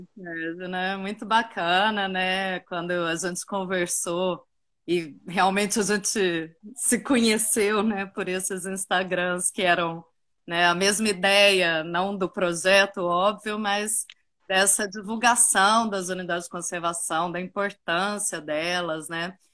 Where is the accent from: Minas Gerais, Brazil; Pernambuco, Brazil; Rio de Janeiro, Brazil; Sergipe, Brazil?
Minas Gerais, Brazil; Uberaba; also born or lived in São Paulo; now in Ilhabela, Brazil; eu sou de Uberaba, Minas